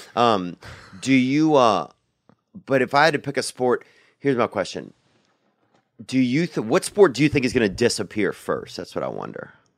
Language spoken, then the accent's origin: English; Louisiana, United States; I grew up in Louisiana